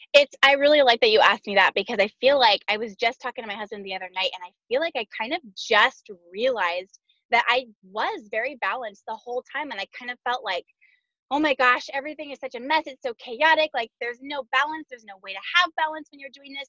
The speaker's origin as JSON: {"language": "English", "region": "Southern California", "country": "United States", "tie": "born or raised there", "also_born_or_lived": "Arkansas", "moved": "as an adult", "said": "we moved to Arkansas from Southern California, which is where we were both born and raised, and where we just moved back to right now"}